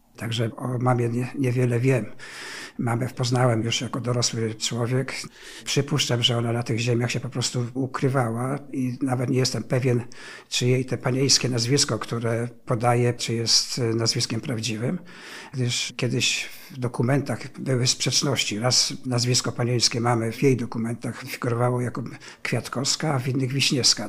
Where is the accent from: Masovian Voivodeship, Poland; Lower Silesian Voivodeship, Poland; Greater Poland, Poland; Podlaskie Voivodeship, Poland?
Lower Silesian Voivodeship, Poland; Szczawno-Zdrój; also born or lived in Wałbrzych; Urodziłem się w Szczawnie Zdroju, niespełna 3 lata po zakończeniu II wojny światowej i tam mieszkałem przez pierwsze swoje 13 lat życia